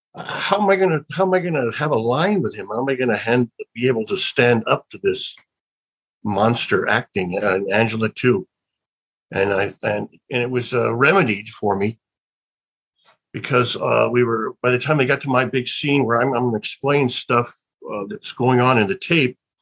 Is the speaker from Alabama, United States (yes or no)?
yes; Birmingham, Alabama, United States; I was born in Birmingham, Alabama